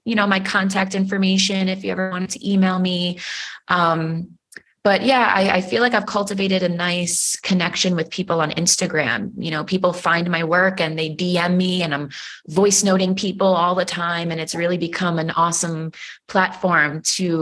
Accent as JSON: {"language": "English", "region": "New York", "country": "United States", "said": "I'm from New York"}